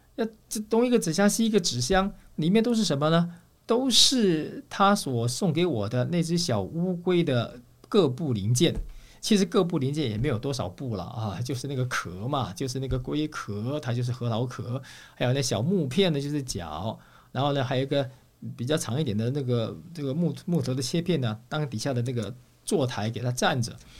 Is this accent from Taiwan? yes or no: yes; Taiwan; moved away; also born or lived in Russia; 我们从台湾来的